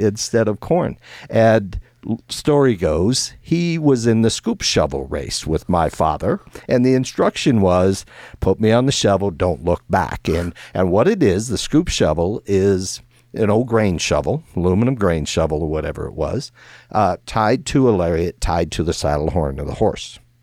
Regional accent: Iowa, United States; when I grew up in Iowa

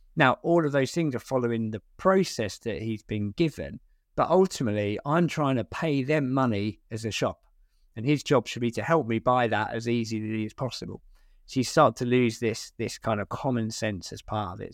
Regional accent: Essex, East of England, United Kingdom; moved away; I'm from Essex originally

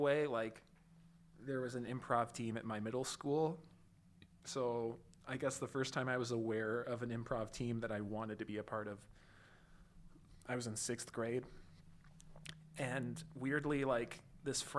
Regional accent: Southern California, United States; I grew up in Southern California

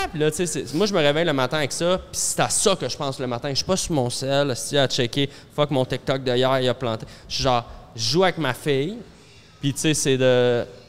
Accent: Montreal, Quebec, Canada; Moi, j'ai grandi dans Centre-Sud

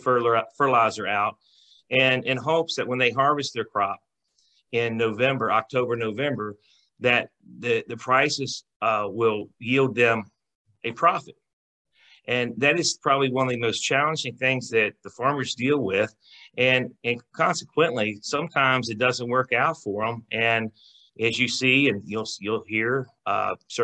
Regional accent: Ripon, West Virginia, United States; I grew up in Jefferson County, born and raised on a farm on the southern part of the county in the what I call what I refer to as the Ripon District, Ripon area.

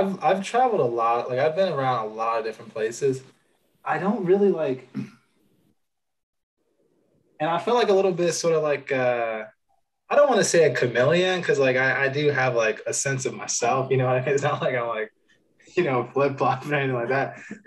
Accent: Plano, Illinois, United States; now in New York City, United States; I moved to Plano in fifth grade. And so I say I grew up in Plano

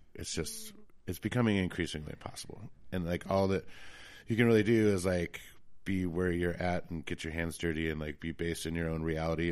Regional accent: Jackson, Wyoming, United States; also born or lived in Laramie, Wyoming / Elk Mountain, Wyoming / Riverton, Wyoming / Bitterroot Valley, Montana; now in Victor, United States; Jackson. So that's pretty much where I grew up was, uh, in Wyoming.

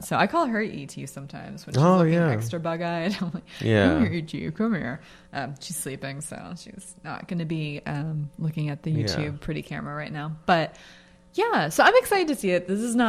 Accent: United States; I'm an American now. I was born here, but I feel like an American.

